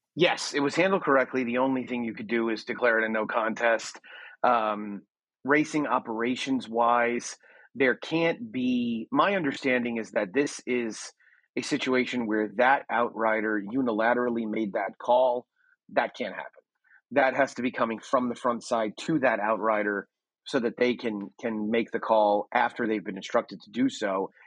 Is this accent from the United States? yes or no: yes; United States; also born or lived in Texas; I am as as standoffish an American as there can be